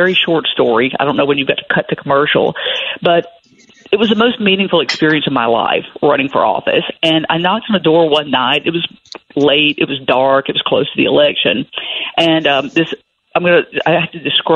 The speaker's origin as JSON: {"language": "English", "region": "Tennessee", "country": "United States", "tie": "born or raised there", "said": "I grew up here. My family settled this county"}